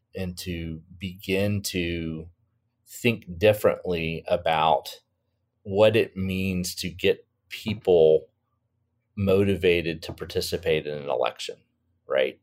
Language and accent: English; Florida, United States; my home state of Florida